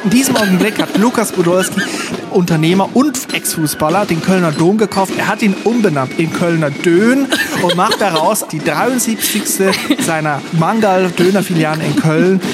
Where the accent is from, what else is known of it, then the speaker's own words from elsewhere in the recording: Switzerland; Fasnacht, wie man bei mir sagt, wo ich herkomme, in der Schweiz